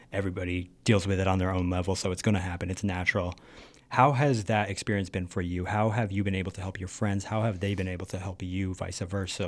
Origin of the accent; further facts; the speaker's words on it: Canton, Connecticut, United States; I'm from Canton, Connecticut